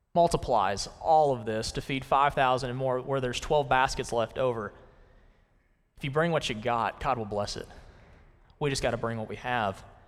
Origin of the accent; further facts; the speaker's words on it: Conway, Arkansas, United States; I'm from Conway, Arkansas, and in, back in two thousand nine, I was in the second grade